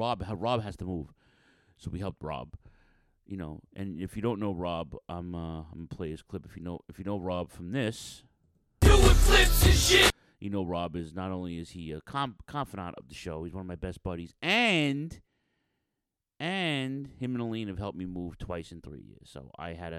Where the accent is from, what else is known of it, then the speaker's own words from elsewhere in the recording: New York City, New York, United States; also born or lived in Staten Island; I'm from Western Queens